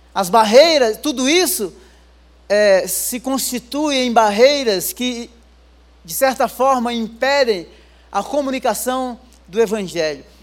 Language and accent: Portuguese; Rio Grande do Norte, Brazil; also born or lived in interior of São Paulo / England; now in São Paulo, Brazil; Eu não sou daqui, eu sou lá do Rio Grande do Norte, lá das cabeceiras, né? Morei 10 anos no interior de São Paulo, depois morei 10 anos na Europa.